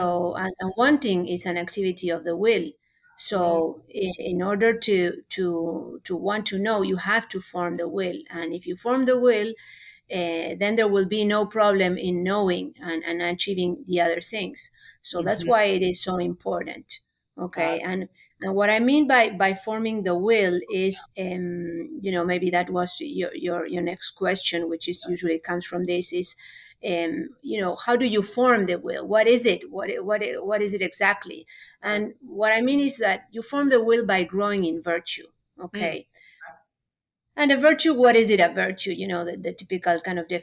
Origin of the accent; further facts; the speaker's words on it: Argentina; first language Spanish; English is a second language; moved away as an adult; now in Houston, United States; I am from Argentina originally, although I have lived here for, 26 years. So I came a little late. I came when I was 22